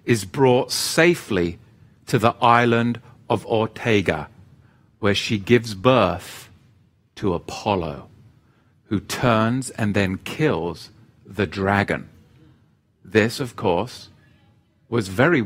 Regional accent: England, United Kingdom; moved away; my home country in England

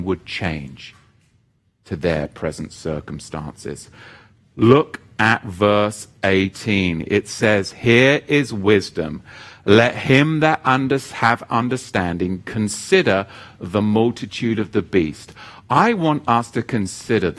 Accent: United Kingdom; now in United States; one from my home country

